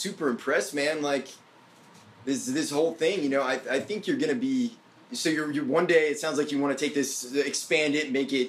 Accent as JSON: {"language": "English", "town": "Brunswick", "region": "Maine", "country": "United States", "moved": "yes", "lives_now": "Nashville, United States", "said": "I'm from Maine originally."}